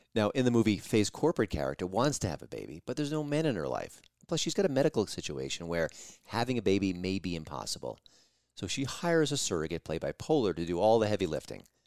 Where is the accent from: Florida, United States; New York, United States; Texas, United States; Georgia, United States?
New York, United States; I listened to Howard Stern for like 20 plus years when I grew up in New York